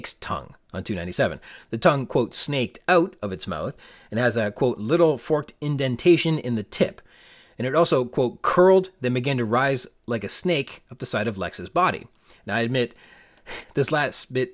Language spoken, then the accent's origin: English; Canada; as a Canadian, we get our milks in bags